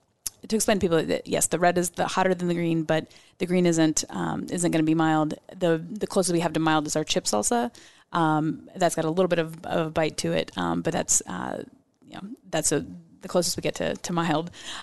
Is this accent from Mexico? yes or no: yes; Mexico; everything growing up in Mexico.